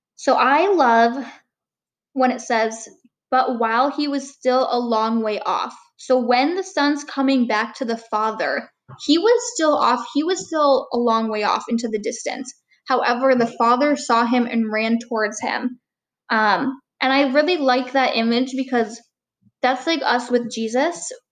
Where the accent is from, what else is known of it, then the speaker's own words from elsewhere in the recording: Marquette, Michigan, United States; also born or lived in Calumet, Michigan; I lived there for about eight years and then moved to Marquette